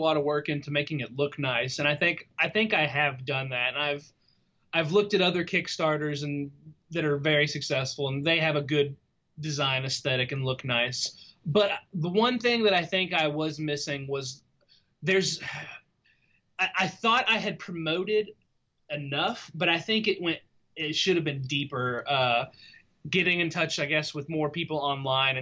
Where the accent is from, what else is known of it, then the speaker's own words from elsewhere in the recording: Lexington, Kentucky, United States; I'm from Lexington, Kentucky.